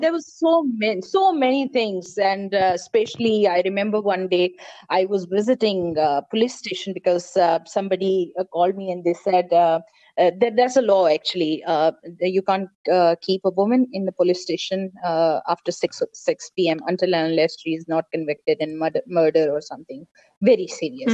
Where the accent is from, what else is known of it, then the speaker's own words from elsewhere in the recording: Pakistan; i'm pakistani